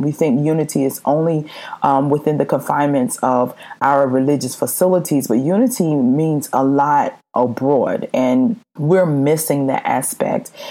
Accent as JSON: {"language": "English", "region": "South Carolina", "country": "United States", "tie": "born or raised there", "said": "I'm born and raised in South Carolina"}